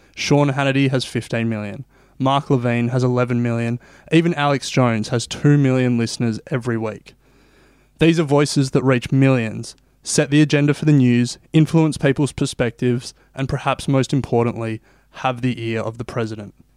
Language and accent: English; Australia; I'm not American, I'm Australian, and coming from the other side of the world